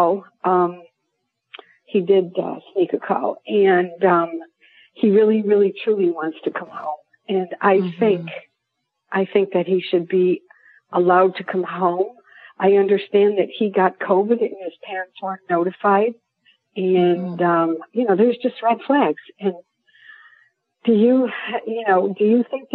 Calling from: Lexington, South Carolina, United States; I'm calling from Lexington, South Carolina

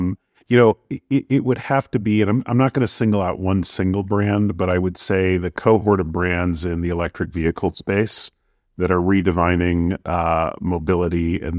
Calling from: New York, United States; I'm in New York.

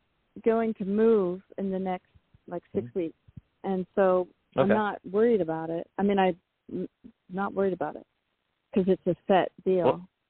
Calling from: San Francisco, California, United States; I'm calling from San Francisco.

